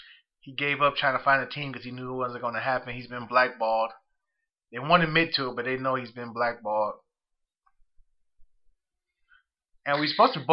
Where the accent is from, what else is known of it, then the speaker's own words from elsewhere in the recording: Zion, Illinois, United States; Even my hometown, in Zion, Illinois